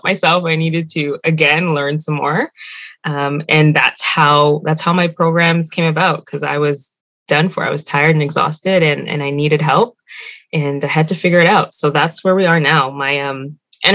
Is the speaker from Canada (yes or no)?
yes; Mississauga, Ontario, Canada; also born or lived in Scarborough; now in Toronto, Canada; I grew up in Mississauga, moved to Scarborough, all the way on the other side. And that's where I am now.